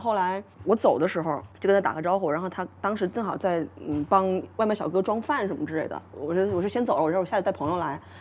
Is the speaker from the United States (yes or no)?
no; Hunan, China; now in Melbourne, Australia; 我是湖南人